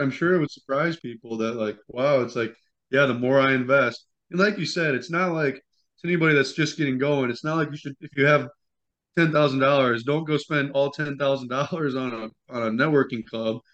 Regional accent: Midwest, United States; We're from the Midwest, and so it's naturally a penny-saving kind of lifestyle

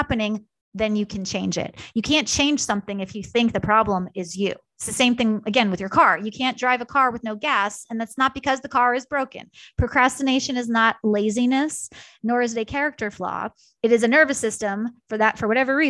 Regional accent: New York, United States; moved away; also born or lived in Kansas; I'm a New Yorker born and bred

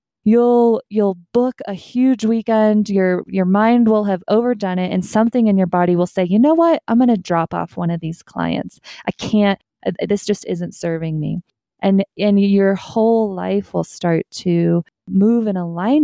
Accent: Kansas, United States; moved away as an adult; now in Colorado, United States; I grew up in Central America, not the US, so in Kansas. And so Midwest

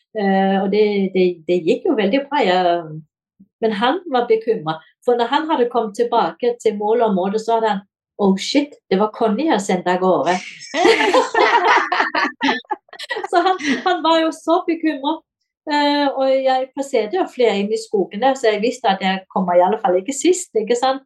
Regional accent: Denmark; now in Kongsberg, Norway; jeg er dansk

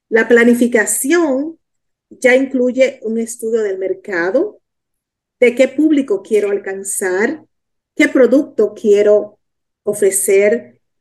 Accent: Dominican Republic; now in Miami, United States; soy de la República Dominicana, vivo en Miami

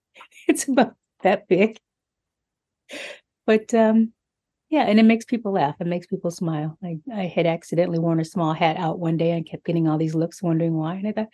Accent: Pasadena, California, United States; I'm from Pasadena, California, a lifelong resident of Pasadena.

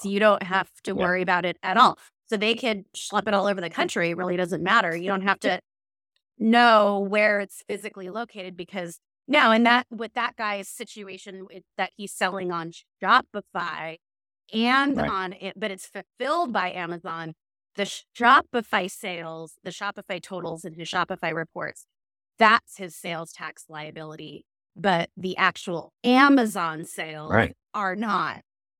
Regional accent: Washington, United States; also born or lived in New Jersey; I grew up in Washington and some people say Washington and I just think that's totally wrong.

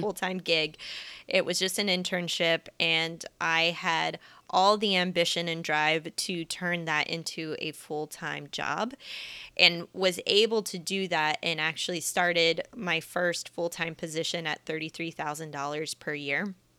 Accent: Kansas City, United States; moved away as an adult; also born or lived in San Diego, United States; now in Los Angeles, United States; I am a Midwestern millennial. I grew up in Kansas City, and for the past almost eight years now, I've been living in Southern California, primarily in San Diego

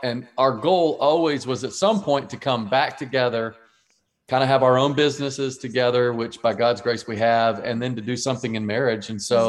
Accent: Dallas, Texas, United States; moved away as an adult; also born or lived in Virginia; now in Charlotte, United States; I was from Dallas, Texas. I was playing baseball in Virginia.

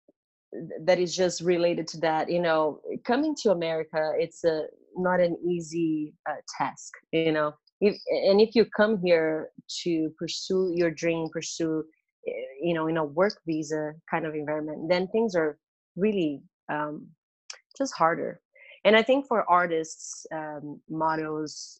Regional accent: Brazil; moved away as an adult; now in United States; I'm from Brazil and grew up just with my family.

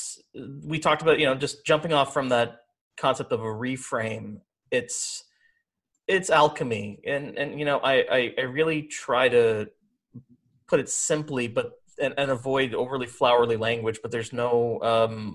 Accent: Brampton, Ontario, Canada; also born or lived in Trinidad and Tobago; I was born in Trinidad and Tobago, but came to Canada as a baby, pretty suburban upbringing in Brampton, Ontario

